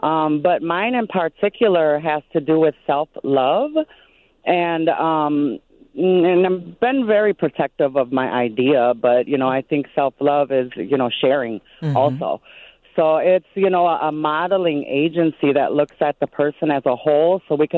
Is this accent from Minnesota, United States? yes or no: yes; Minneapolis, Minnesota, United States; I'm from the Native American Indigenous community in South Minneapolis there.